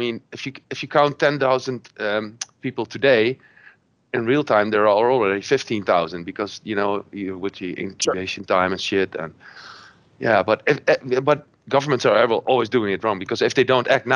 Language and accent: English; Netherlands; I'm from the Netherlands